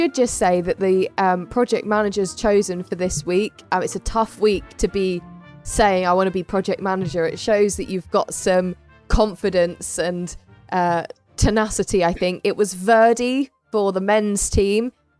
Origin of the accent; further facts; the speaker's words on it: United Kingdom; We're very British.